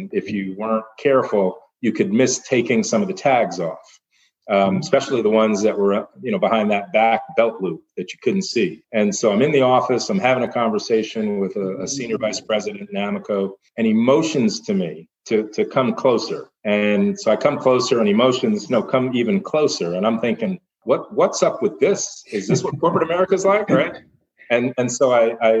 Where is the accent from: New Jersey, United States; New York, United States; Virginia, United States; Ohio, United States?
New York, United States; I grew up in New York